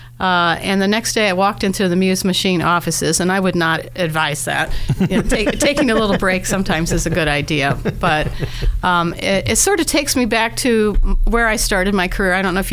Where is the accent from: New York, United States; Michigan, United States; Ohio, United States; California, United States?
Ohio, United States; Columbus; now in Dayton, United States; I love Columbus. I was born in Columbus.